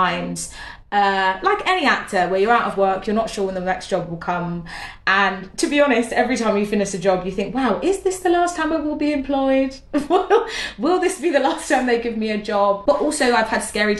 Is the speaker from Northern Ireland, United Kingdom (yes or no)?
no; London, United Kingdom; I'm a North London girl, born and bred. I was born in Islington, near Finsbury Park. Sort of between Crouch End and Finsbury Park is where I grew up